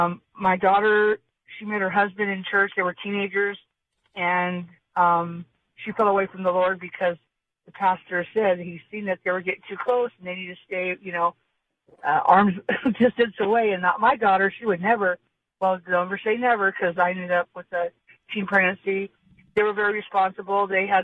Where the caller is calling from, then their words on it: Sage, California, United States; I'm calling from Sage, south of Hemet, up in the hills.